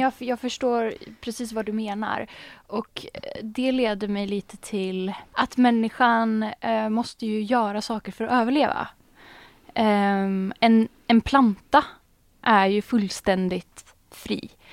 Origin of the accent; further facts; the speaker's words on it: Sweden; jag är född um, i Sverige